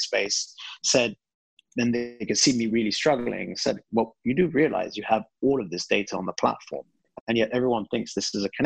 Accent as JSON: {"language": "English", "country": "United Kingdom", "tie": "born or raised there", "also_born_or_lived": "Iraq", "moved": "as an adult", "said": "I'm originally British Iraqi. Both my parents are Iraqi, and I was brought up in the UK, studied there and spent most of my life there"}